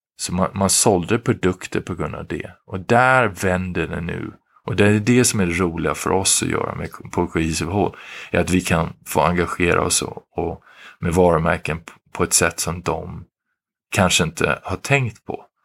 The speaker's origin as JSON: {"language": "Swedish", "country": "Sweden", "moved": "as an adult", "lives_now": "Philadelphia, United States", "said": "vi i Sverige, vi svenskar"}